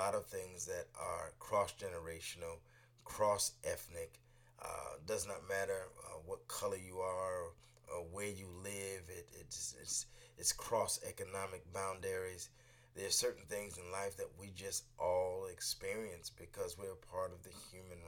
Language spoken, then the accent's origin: English; Northeast, United States; also born or lived in DMV (Washington, D.C. area); now in Washington, D.C. area, United States; those of us who are Northeasterners, and I live in the Mid-Atlantic now, right now, but I grew up in the Northeast. I'm in the DMV